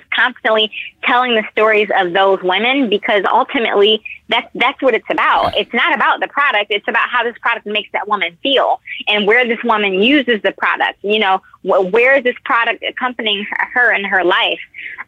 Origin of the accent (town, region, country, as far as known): Detroit, Michigan, United States